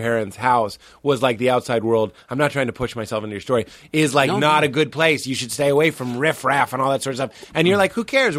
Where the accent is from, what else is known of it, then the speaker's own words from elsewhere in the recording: Lexington, United States; Growing up in Lexington, which is a little bit snooty